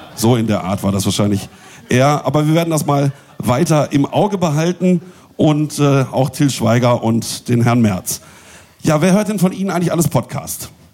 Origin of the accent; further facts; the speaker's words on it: Bielefeld, North Rhine-Westphalia, Germany; moved away; Ich komme nämlich ursprünglich auch aus Bielefeld